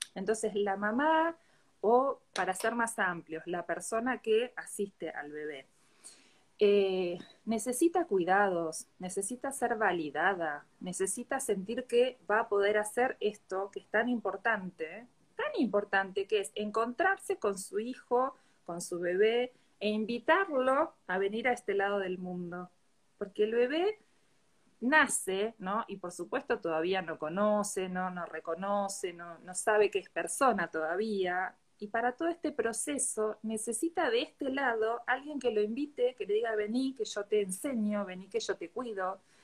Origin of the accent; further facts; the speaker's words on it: Bahía Blanca, Buenos Aires Province, Argentina; yo soy de Bahía Blanca, sí, vivo bastante lejos de donde estás vos